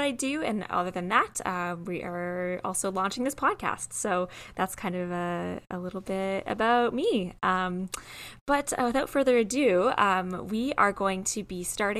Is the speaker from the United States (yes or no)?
no; Waterloo Region, Ontario, Canada; I was born and raised in Waterloo region, and I am a white woman.